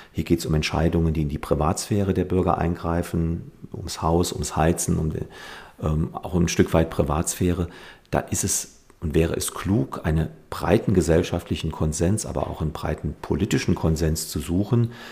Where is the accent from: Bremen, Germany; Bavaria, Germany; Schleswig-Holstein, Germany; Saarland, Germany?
Saarland, Germany; Mandelbachtal; stamme aus dem Bliesgau, äh, aus der Gemeinde Mandelbachtal in Ormesheim, bin dort aufgewachsen